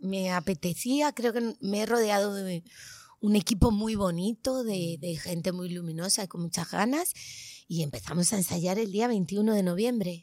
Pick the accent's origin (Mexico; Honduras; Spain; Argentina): Spain; Tenerife, Canary Islands; now in Madrid, Spain; en mi tierra, en Tenerife